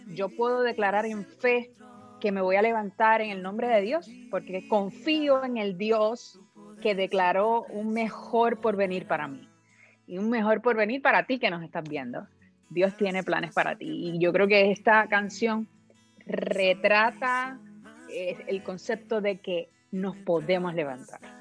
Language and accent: Spanish; Puerto Rico; yo soy una boricua de pura cepa, así que soy de la isla del encanto, ah, de Puerto Rico